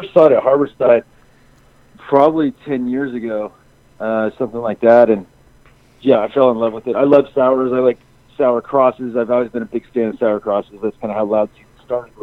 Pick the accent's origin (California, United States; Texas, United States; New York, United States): California, United States; Bay Area; growing up in the Bay Area, it's like you get used to earthquakes